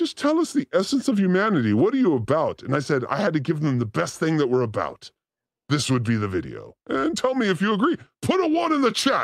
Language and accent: English; Los Angeles, California, United States; I'm from Venice, so there's bikes everywhere